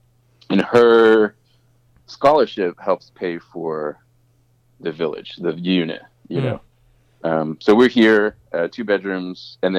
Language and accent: English; Australia; accent: American; now in United States; My background, I mean, I have an American accent and I sound like an American, but I grew up in Australia. I worked in Australia for a long time and there's a lot of labor protection there.